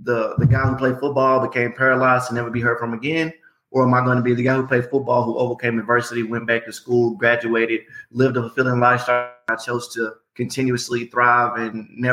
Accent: Memphis, Tennessee, United States; born and raised in Memphis, Tennessee.

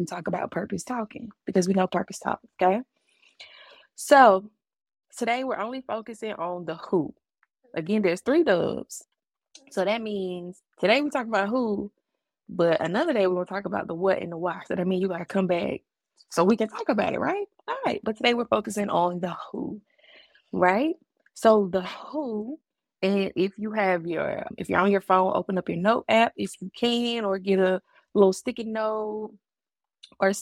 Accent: Augusta, Georgia, United States; moved away; I'm from the AUG, Augusta, Georgia, baby, all day, every day. And regardless of where I move in life and in the country and where I've been, I will always be from Augusta, Georgia. It is a part of my upbringing

